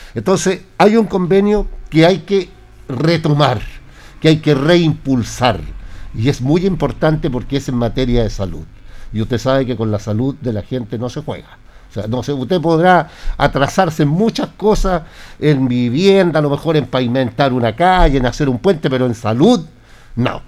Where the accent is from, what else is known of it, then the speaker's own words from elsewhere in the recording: Linares, Maule, Chile; yo soy de Linares